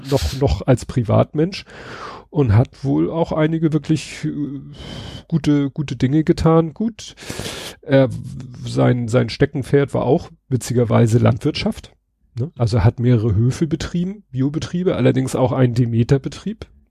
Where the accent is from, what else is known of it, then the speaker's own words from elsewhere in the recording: Hamburg, Germany; als Hamburger